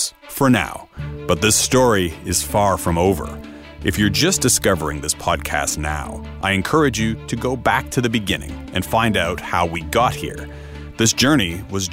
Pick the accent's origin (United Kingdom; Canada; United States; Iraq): Canada; now in Europe; As a Canadian correspondent based in Europe